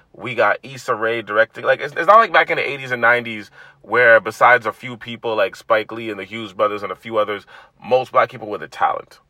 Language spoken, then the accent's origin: English; Toronto, Ontario, Canada; growing up in a black household, and especially growing up in Toronto